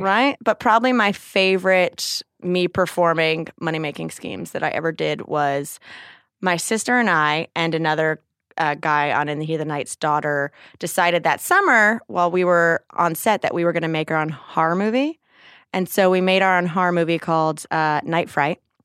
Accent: North Carolina, United States; also born or lived in New Jersey; I was actually born in New Jersey and moved to North Carolina when I was seven

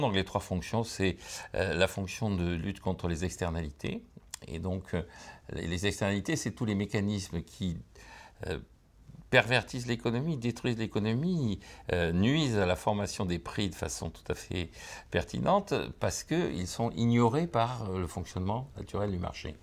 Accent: Bordeaux, Nouvelle-Aquitaine, France; je viens de Bordeaux

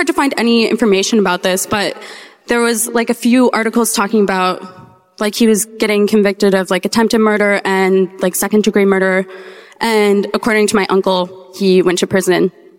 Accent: Eagan, Minnesota, United States; I'm from Eagan, Minnesota.

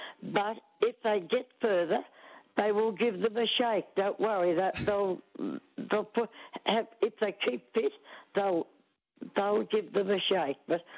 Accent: Australia; But being an Aussie, I have to go for Kyrgios.

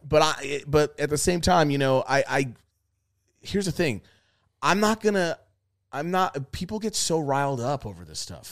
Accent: New York, United States; I'm from New York.

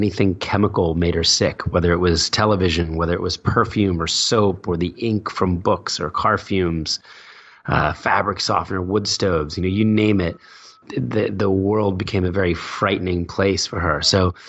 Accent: New Jersey, United States; also born or lived in Philadelphia; I was born in Philadelphia, moved to Jersey when I was four

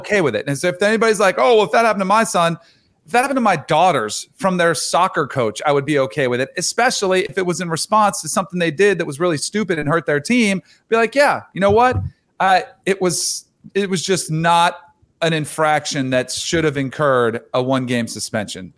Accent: Florida, United States; I grew up in Florida

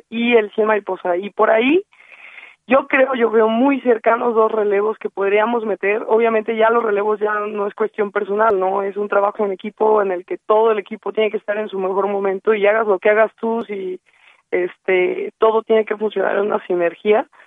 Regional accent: Mexico; somos los mexicanos

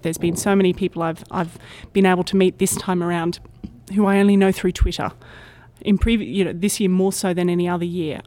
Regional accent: Brisbane, Queensland, Australia; I'm from Brisbane, Australia, which is one of the major cities along the east coast of Australia

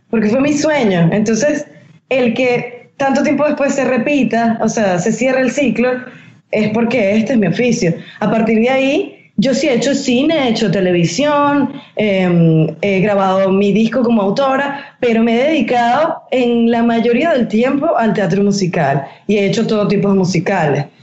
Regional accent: Venezuela; somos venezolanas, somos así.

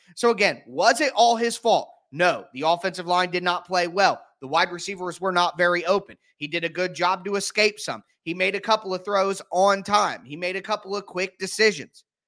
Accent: Ohio, United States; I am from Ohio.

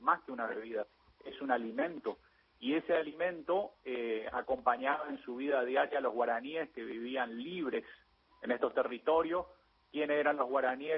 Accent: Argentina; los argentinos

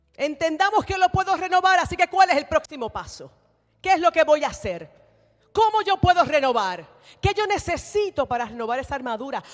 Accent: Puerto Rico; yo soy nacida y creada en la iglesia Discípulos de Cristo en Puerto Rico

